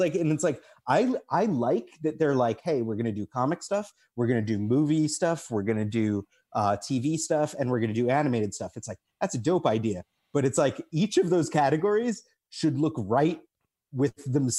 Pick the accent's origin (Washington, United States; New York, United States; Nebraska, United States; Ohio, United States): New York, United States; I'm from New York originally. And like my mom, I dragged her into New York City.